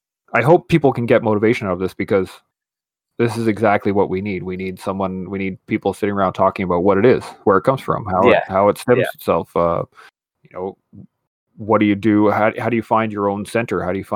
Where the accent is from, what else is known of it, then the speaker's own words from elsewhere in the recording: Canada; I am the Canadian veteran and I should be the best one in the room, blah, blah, blah.